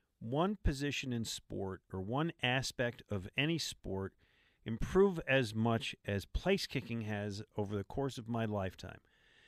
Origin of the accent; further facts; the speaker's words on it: Buffalo, New York, United States; I'll go to Buffalo. My folks live there. It was my hometown. I'll go see people I grew up with.